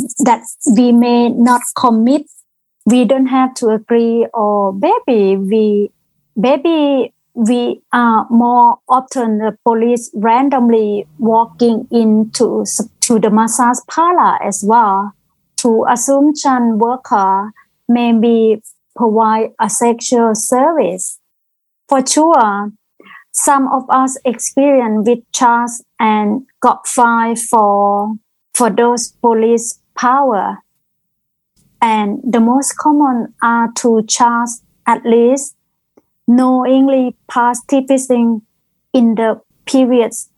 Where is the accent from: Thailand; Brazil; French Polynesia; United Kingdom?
Thailand; English is a second language; moved away as an adult; now in Queensland, Australia; I come from Thailand, probably over 20 years ago.